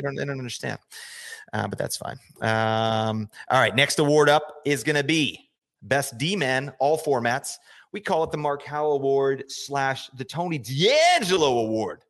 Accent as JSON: {"language": "English", "town": "Calgary", "region": "Alberta", "country": "Canada", "tie": "born or raised there", "said": "I grew up in Calgary, Alberta, uh, Canada."}